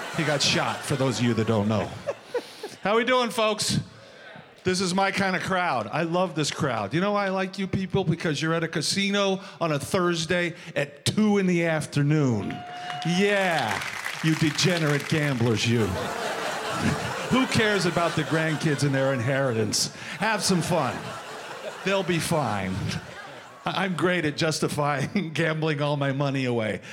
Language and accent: English; Missouri, United States; also born or lived in New York; now in Las Vegas, United States; I am from Missouri, home of the Kansas City Chiefs.